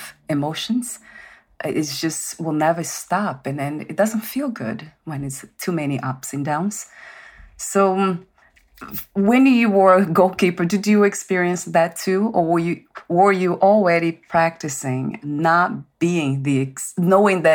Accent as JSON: {"language": "English", "country": "Brazil", "said": "I'm from Brazil"}